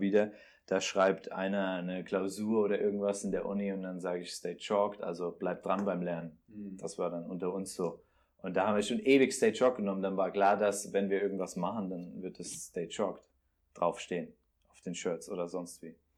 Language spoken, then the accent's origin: German; Bensheim, Hesse, Germany; moved away; also born or lived in Frankfurt; ich komme aus Bensheim, kennt man ah. da zwischen Darmstadt und Mannheim